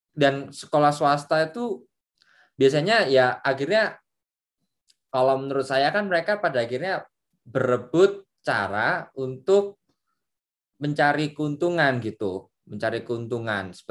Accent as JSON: {"language": "Indonesian", "town": "Surabaya", "region": "East Java", "country": "Indonesia", "said": "saya dari Surabaya di Surabaya itu ada sekolah favorit sekolah favorit Big Four lah sekolah komplek namanya"}